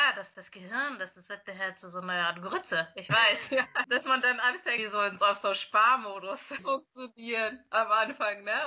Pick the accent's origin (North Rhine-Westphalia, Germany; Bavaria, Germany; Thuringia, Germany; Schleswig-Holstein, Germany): Schleswig-Holstein, Germany; Lübeck; also born or lived in Bremen / Berlin; Also ich bin gebürtige Lübeckerin, bin dann nach Bremen gegangen mit 18